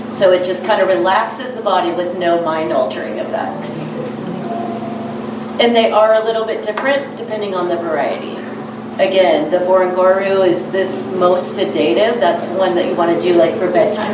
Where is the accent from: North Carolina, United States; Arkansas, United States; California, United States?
Arkansas, United States; Eastern; moved away; I'm from Eastern Arkansas.